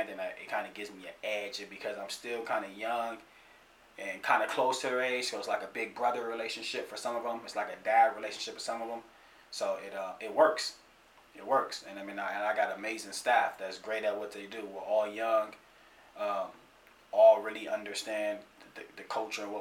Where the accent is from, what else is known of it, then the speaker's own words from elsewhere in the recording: Pasadena, California, United States; Born and raised in Pasadena, California